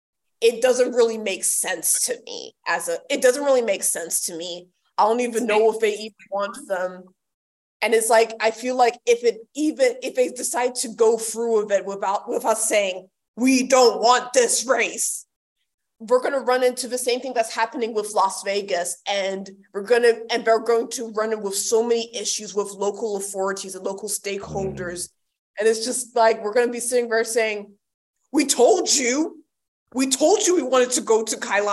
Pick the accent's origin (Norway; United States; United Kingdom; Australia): Australia; as a Ghanaian Australian, I think is very laughable